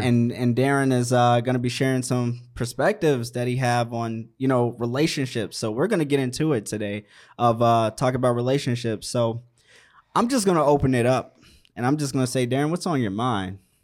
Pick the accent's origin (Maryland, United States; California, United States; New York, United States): Maryland, United States; moved away; also born or lived in Virginia / Washington, D.C.; I'm from the East Coast, Maryland.